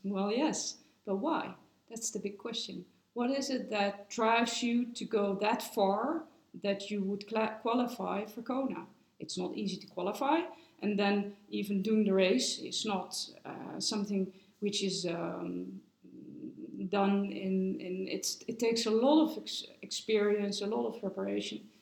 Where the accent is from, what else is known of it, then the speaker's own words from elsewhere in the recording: Netherlands; now in Switzerland; I'm from the Netherlands